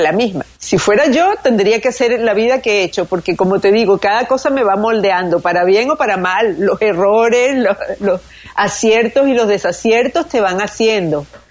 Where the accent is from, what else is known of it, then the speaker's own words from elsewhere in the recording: Venezuela; moved away; Todo lo que está pasando en mi país, que ha sido muy duro